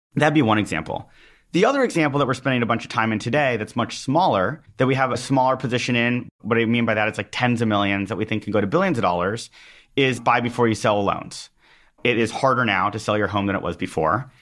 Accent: Los Angeles, California, United States; I'm from Los Angeles

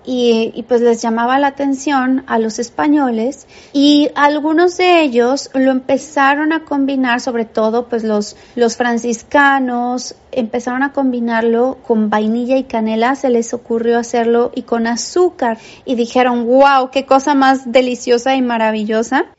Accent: Mexico; los que somos mexicanos

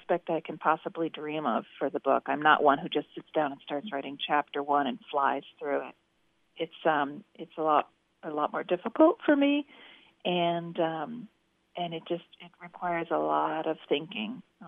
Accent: Connecticut and Massachusetts, New England, United States; I'm a Yankee and born and raised in Connecticut and Massachusetts

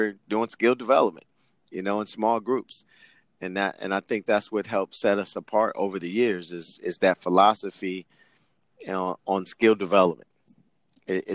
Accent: Sacramento, California, United States; moved away as an adult; also born or lived in Greece / Germany; Luther Burbank High School.

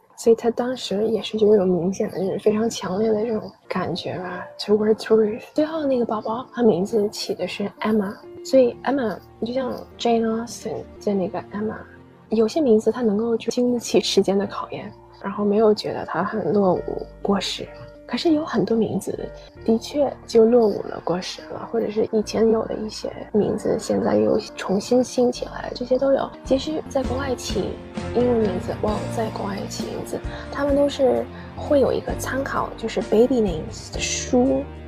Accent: China; first language English; Chinese is a second language; also born or lived in United Kingdom; 到了中国之后 三年级开始上英语课

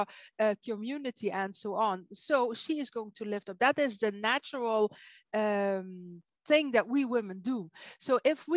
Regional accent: Netherlands; English is a second language; now in Belgium; I'm not an English-speaking native. I'm from Holland. I live in Belgium.

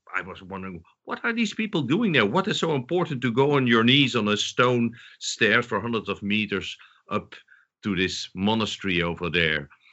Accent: southern Netherlands, Netherlands; moved away; also born or lived in Amsterdam, Netherlands; I'm Dutch, but I was born in the south of the Netherlands

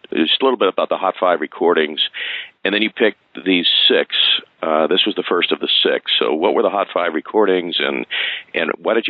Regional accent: Berkeley / Palo Alto area, California, United States; I'm 58. I grew up in Berkeley in Palo Alto area

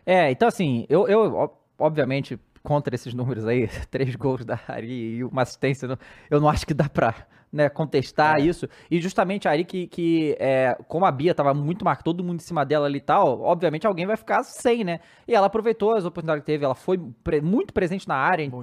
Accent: Brazil; a gente, como brasileiro

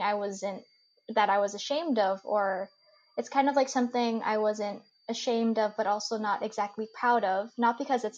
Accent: United States; accent: super American; my accent is super American

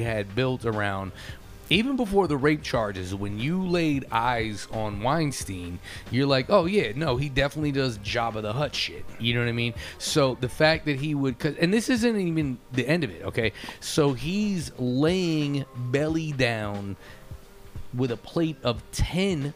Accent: United States; I'm an American

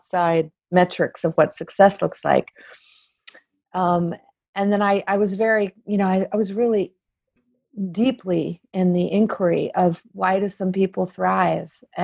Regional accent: Maryland, United States; I'm from Maryland.

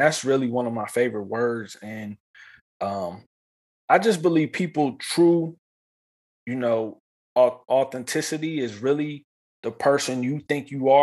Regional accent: East Coast, United States; moved away as an adult; now in Los Angeles, United States; When I was younger, growing up on the East Coast

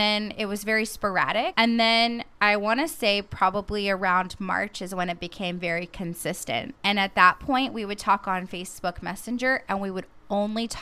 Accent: Portland, Oregon, United States; moved away; also born or lived in Gouverneur, New York / Texas border with Mexico; I grew up in Portland.

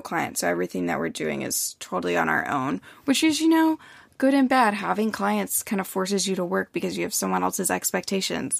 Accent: United States; I'm American.

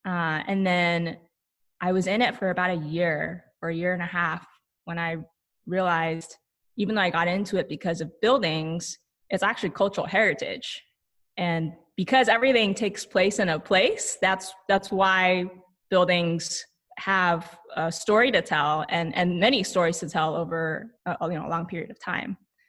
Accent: Taiwan; also born or lived in Japan; I was born in Japan to Taiwanese immigrant parents. And when I was 2 months old, our family moved back to Taiwan

